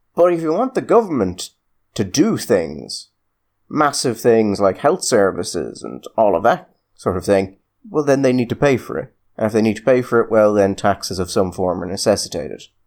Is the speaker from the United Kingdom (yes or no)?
no; Ireland